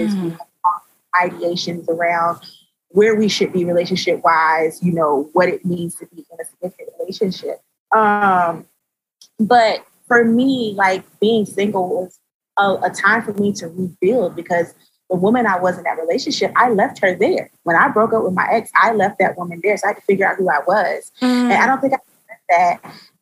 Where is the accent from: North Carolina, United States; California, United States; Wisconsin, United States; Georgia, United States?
Georgia, United States; Atlanta; also born or lived in Tallahassee, Florida; now in Maryland, United States; So I was born in Tallahassee, raised in Atlanta, and am currently maturing here in the DMV